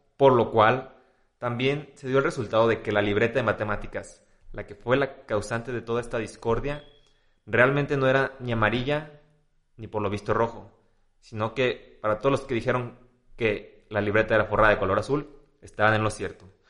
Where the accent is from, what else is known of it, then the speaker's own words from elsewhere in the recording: Guadalajara, Jalisco, Mexico; Los jalisquillos, los tapatíos somos